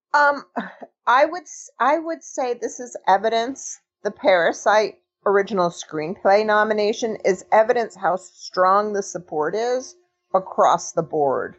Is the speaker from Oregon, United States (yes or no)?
no; Los Angeles, California, United States; I grew up in Los Angeles. I was a, little, a very young during that period